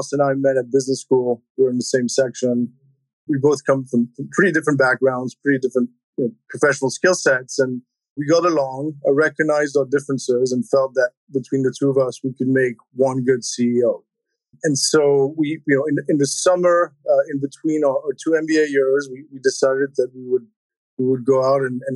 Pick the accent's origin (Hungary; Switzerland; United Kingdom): Switzerland; moved away as an adult; now in United States; I grew up in Switzerland, came to the U.S. for college